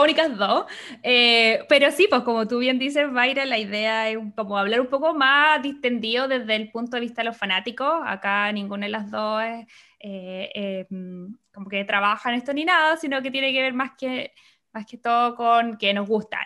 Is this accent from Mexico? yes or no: no; Chile; now in Los Angeles, United States; yo soy periodista, soy chilena, vivo en Los Ángeles, California